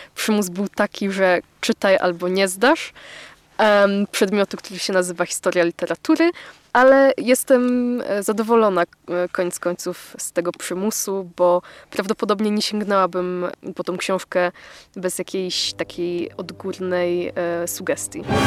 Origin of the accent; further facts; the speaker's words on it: Poland; jesteśmy rodowitymi e, Polakami